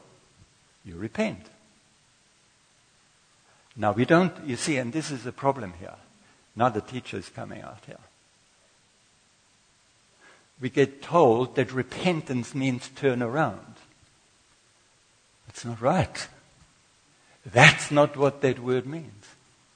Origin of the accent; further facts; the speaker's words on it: Austria; moved away as an adult; also born or lived in Durban, South Africa; now in South Africa; I came from Austria, and all I knew that there was somebody who employed me to be a hairdresser in Durban